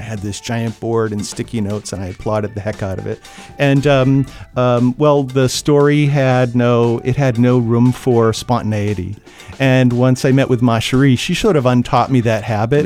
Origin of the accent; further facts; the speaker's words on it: Franklin, New Hampshire, United States; I grew up in Franklin